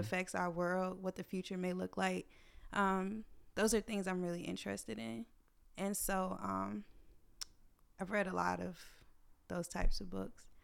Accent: United States

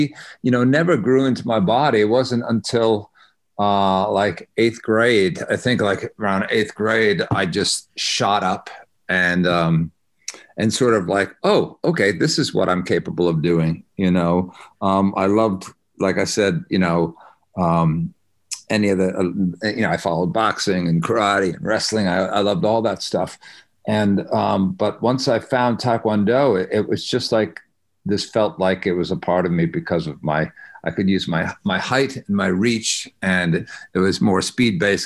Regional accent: Connecticut, United States; born or raised there; moved away as an adult; also born or lived in New York; now in Los Angeles, United States

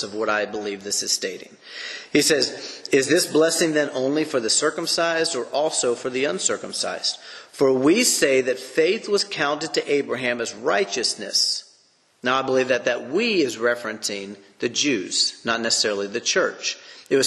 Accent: United States; I'm an American

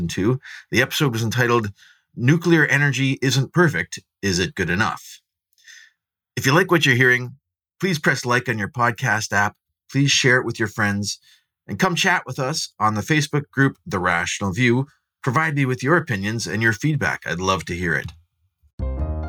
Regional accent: Southern Ontario, Canada; I grew up in Southern Ontario, kind of just downwind from Detroit

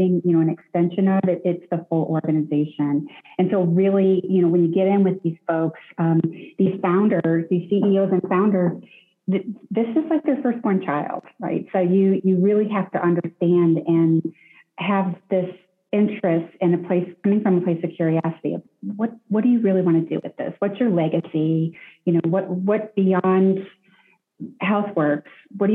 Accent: Detroit, Michigan, United States; I grew up in Detroit, the Detroit area

